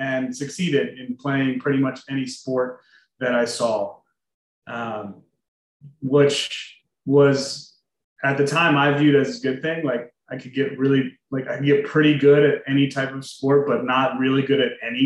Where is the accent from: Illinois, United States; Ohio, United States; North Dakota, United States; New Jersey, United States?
New Jersey, United States; also born or lived in Pittsburgh / Philadelphia; I'm originally from South Jersey, so about 20, 25 minutes outside of Philadelphia. Born and raised there